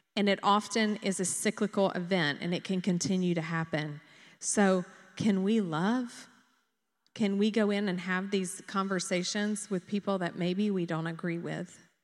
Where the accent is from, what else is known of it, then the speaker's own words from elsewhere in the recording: Dublin, Georgia, United States; I grew up in Dublin